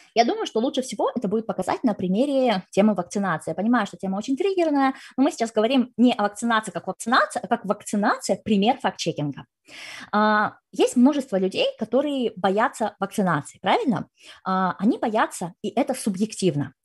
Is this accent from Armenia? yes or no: no; Kazakhstan; я сама из Казахстана